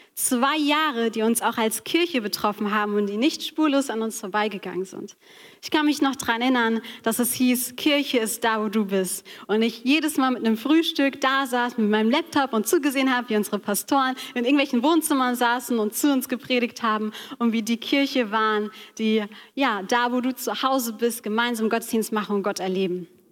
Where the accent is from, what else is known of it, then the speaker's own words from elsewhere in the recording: Taunus, Hesse, Germany; ich bin im Taunus aufgewachsen